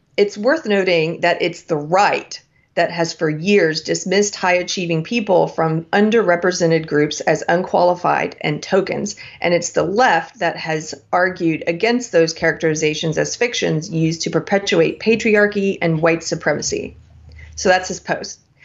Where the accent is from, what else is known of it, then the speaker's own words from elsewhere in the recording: South Carolina, United States; from my home state of South Carolina